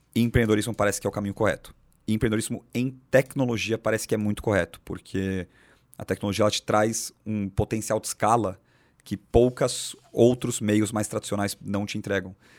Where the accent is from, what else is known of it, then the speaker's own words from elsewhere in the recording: São Paulo, Brazil; São Paulo, capital, nascido e crescido aqui, aqui do lado